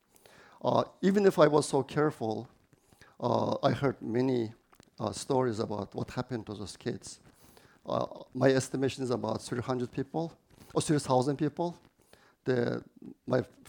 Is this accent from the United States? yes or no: no; Aksu, Xinjiang, China; English is a second language; moved away as an adult; also born or lived in Urumqi; I was born in Aksu city of Xinjiang Uyghur Autonomous Region. I was born there and grew up there